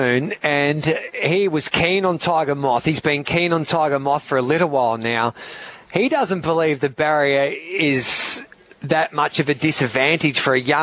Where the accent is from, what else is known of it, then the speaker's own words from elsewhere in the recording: Birchip, Victoria, Australia; my hometown of Birchip